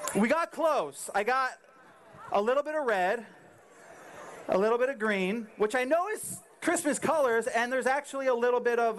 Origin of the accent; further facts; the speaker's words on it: San Diego, California, United States; I grew up in San Diego